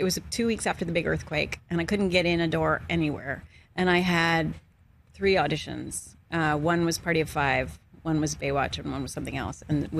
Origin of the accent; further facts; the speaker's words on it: Guelph, Ontario, Canada; As a Canadian.